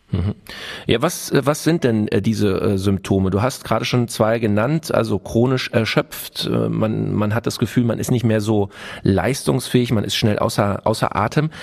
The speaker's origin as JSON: {"language": "German", "country": "Germany", "said": "bei uns in Deutschland"}